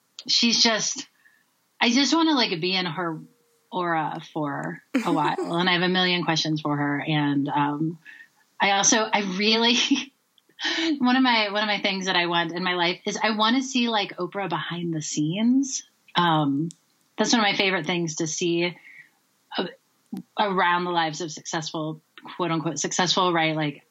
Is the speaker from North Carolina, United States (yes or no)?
yes; North Carolina, United States; moved away as an adult; also born or lived in Tennessee / San Francisco Bay Area; now in Colorado, United States; So I'm originally from the South. I grew up in North and South Carolina and Tennessee.